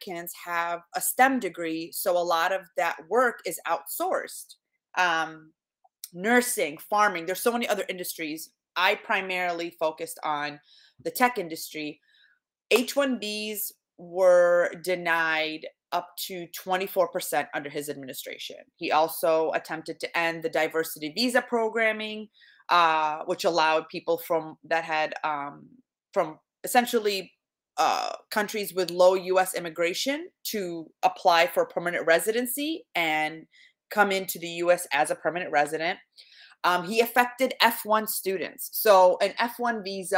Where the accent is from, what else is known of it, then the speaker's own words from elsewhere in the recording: Iraq; now in United States; So having come from Iraq, I was born in Iraq. We immigrated, my family and I, in 1995.